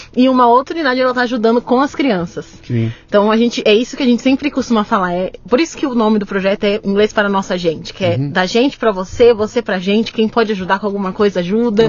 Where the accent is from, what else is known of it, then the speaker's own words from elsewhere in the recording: São Paulo, Brazil; also born or lived in United States; eu nasci também no, no Capão Redondo